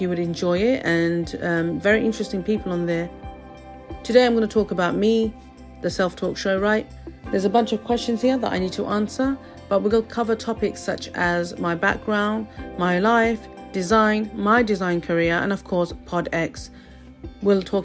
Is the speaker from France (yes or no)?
no; London, United Kingdom; I was born and raised in London, England, UK, many years ago now.